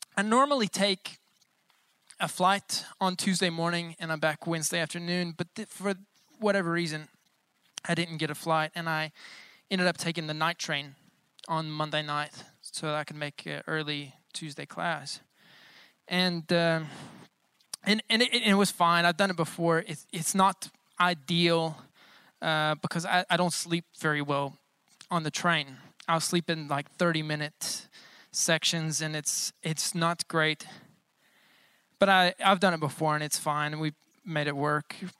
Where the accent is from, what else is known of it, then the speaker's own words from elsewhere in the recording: United States; I'm American, but I'm not so American